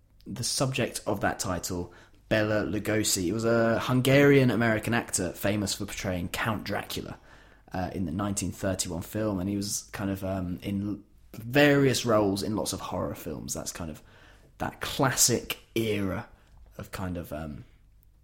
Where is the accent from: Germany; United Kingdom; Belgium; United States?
United Kingdom; Yorkshire and the Humber; As a Yorkshireman